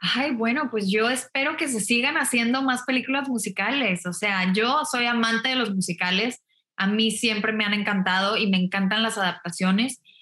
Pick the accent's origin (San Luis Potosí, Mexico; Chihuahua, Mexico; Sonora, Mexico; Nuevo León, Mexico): Nuevo León, Mexico; Monterrey; moved away as an adult; also born or lived in New York / Mexico City; Yo soy de Monterrey, estudié la prepa en Monterrey